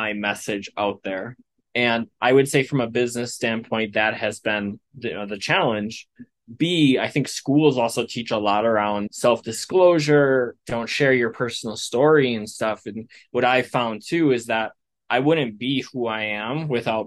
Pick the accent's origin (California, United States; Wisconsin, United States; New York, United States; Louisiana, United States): Wisconsin, United States; now in Colorado, United States; So I'm originally from the Wisconsin area in the United States